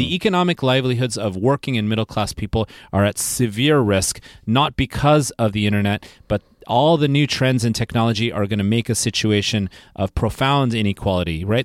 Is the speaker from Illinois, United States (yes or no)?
no; Silicon Valley, California, United States; I'm from Silicon Valley